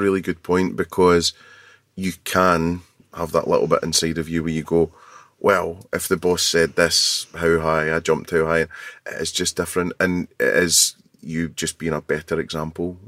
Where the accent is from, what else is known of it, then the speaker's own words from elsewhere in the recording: Scotland, United Kingdom; being Scottish